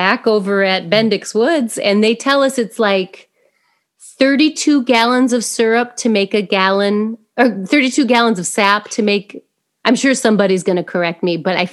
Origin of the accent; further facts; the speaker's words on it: Indiana, United States; I'm from Indiana. We say pop.